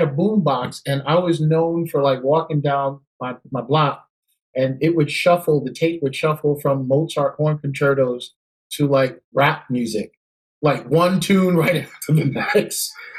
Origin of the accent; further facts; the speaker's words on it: New York City, New York, United States; also born or lived in Brooklyn, New York; Born in New York. And I tell you, I was really fortunate because I grew up in Queens.